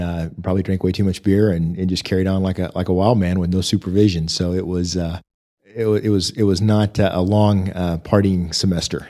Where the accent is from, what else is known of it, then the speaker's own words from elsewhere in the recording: Oklahoma City, Oklahoma, United States; moved away as an adult; now in Amarillo, United States; I grew up in Oklahoma City